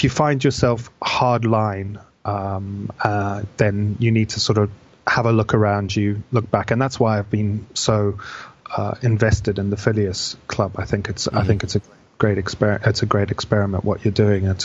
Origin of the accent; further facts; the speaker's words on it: Zimbabwe; born there; I was born in Zimbabwe uh, to British father and an Italian mother who'd basically immigrated out there. I was born in the late seventies